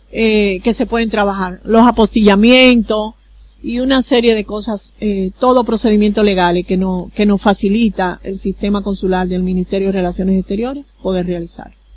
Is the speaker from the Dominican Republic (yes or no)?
yes; Dominican Republic; now in Curaçao; yo soy extranjera. Yo no soy de Curazao, yo soy dominicana